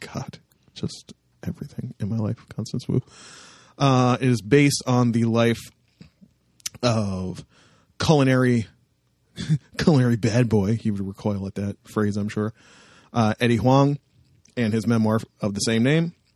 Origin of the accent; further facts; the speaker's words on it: Canada; my hometown